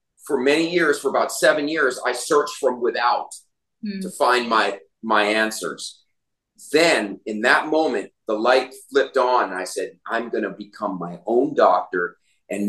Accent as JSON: {"language": "English", "town": "Naples", "region": "Florida", "country": "United States", "tie": "born or raised there", "also_born_or_lived": "Atlanta", "moved": "as an adult", "lives_now": "Costa Rica", "said": "I'm here in Naples, where I grew up here in Naples, Florida."}